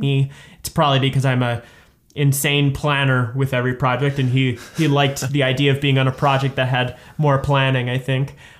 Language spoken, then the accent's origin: English; Saskatoon, Saskatchewan, Canada; I'm from Saskatoon